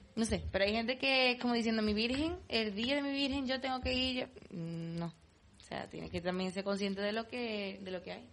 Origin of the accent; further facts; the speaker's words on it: Palma del Río, Andalusia, Spain; la romería de mi pueblo